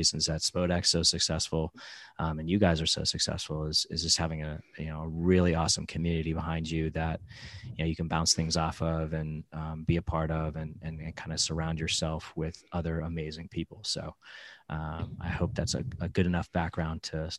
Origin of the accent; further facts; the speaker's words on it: New York, United States; now in South Florida, United States; So I'm originally from New York, came down here to South Florida for an opportunity